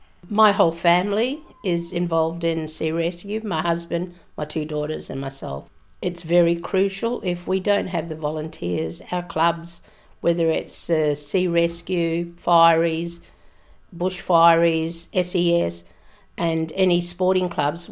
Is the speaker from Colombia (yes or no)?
no; Derby, Western Australia, Australia; I grew up in Derby